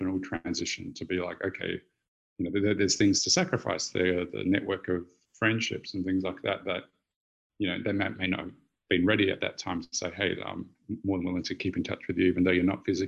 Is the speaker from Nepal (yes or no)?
no; Australia; moved away; I'm Australian